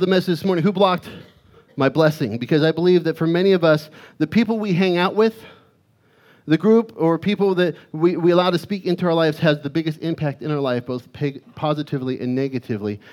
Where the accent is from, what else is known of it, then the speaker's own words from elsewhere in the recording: Arizona, United States; growing up in Arizona, we, we would get these dust storms